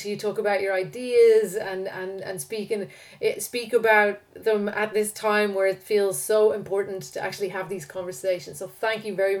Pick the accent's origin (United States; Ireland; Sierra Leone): Ireland; I'm Irish enough